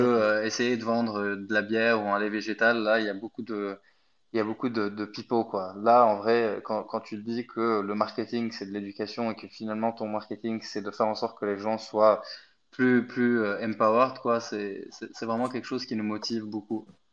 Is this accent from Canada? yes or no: no; Egypt; moved away as an adult; now in France; je suis pas du tout français. Je suis né en Égypte, donc je suis venu en France pour faire mes études